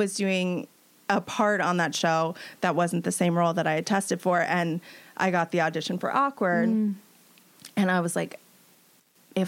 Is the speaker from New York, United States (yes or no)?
yes; New York, United States; I grew up in New York